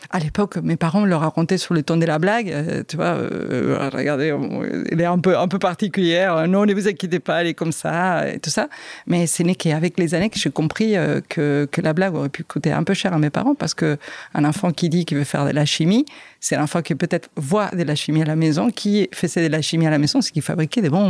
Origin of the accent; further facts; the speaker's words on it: France; Donc euh, mes enfants ont été élevés en espagnol, ici en France, on est nés en France euh, et élevés en espagnol.